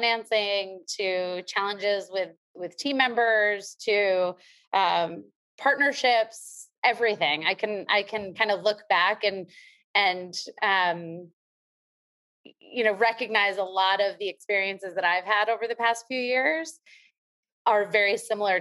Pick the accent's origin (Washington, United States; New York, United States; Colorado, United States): New York, United States; I'm from New York.